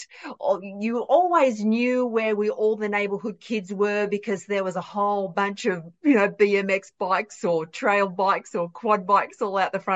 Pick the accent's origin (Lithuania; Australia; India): Australia; I'm from Australia. I'm an Aussie country kid